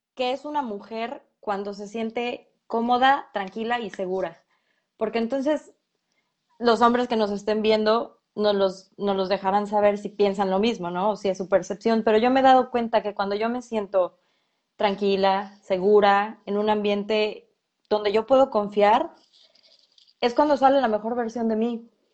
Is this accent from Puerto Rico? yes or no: no; Mexico; aquí en México somos diferentes